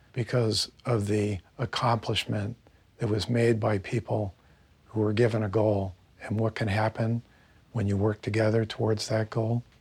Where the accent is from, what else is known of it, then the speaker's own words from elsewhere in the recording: Cocoa Beach, Florida, United States; growing up in Cocoa Beach